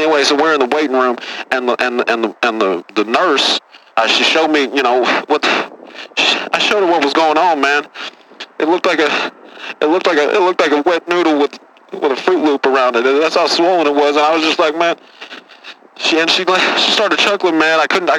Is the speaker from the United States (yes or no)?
yes; Texas, United States; I'm a Texas boy